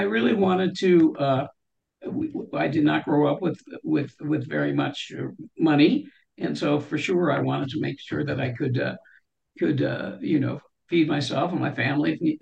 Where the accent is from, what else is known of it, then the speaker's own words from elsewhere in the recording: California, United States; I was born in California